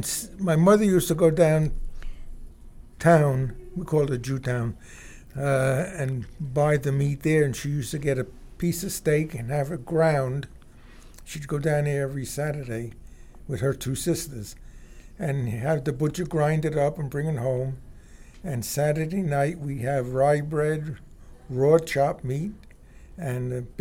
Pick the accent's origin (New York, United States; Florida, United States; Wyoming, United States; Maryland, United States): New York, United States; New York City; accent: New Yorker; now in Colorado, United States; I'm a New Yorker. When I speak, you know I'm a New Yorker.